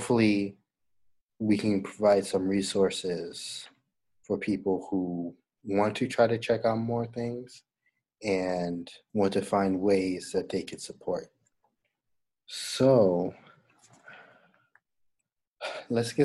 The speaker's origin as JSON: {"language": "English", "country": "United States", "said": "being American"}